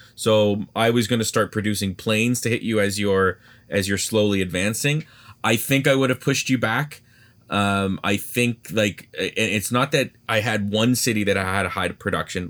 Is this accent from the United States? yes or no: no; Canada; as a Canadian